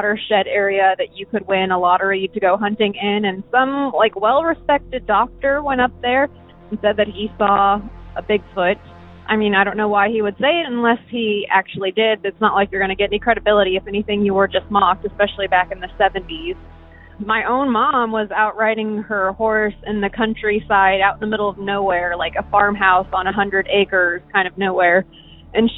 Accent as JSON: {"language": "English", "town": "Walla Walla", "region": "Washington", "country": "United States", "tie": "born or raised there", "said": "My hometown is Walla Walla"}